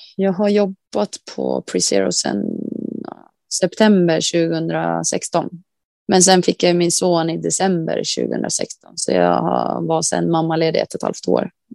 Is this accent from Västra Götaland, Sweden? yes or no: no; Västerhaninge, Stockholm County, Sweden; now in Kalix, Sweden; Jag är uppvuxen i Västerhaninge